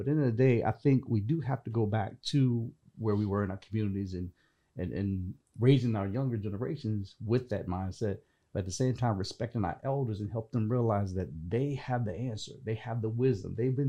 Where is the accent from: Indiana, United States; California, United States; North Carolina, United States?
North Carolina, United States; I grew up in North Carolina, in a small town.